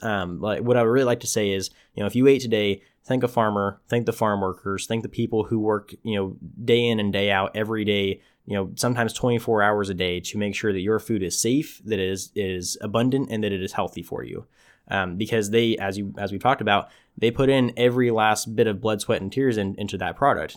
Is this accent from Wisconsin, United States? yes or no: no; Tulare, California, United States; my hometown, Tulare